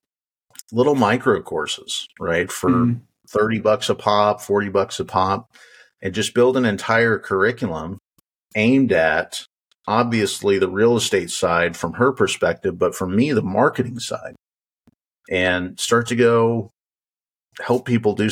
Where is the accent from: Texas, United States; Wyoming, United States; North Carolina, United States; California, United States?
Wyoming, United States; I grew up in Wyoming